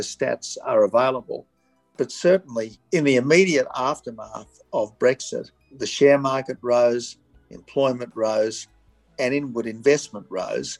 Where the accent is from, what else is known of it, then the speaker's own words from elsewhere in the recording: Australia; as an Australian